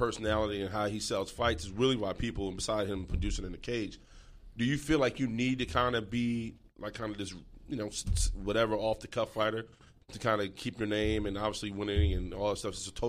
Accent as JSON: {"language": "English", "town": "New York City", "region": "New York", "country": "United States", "said": "I'm from the Bronx, New York, a rough neighborhood."}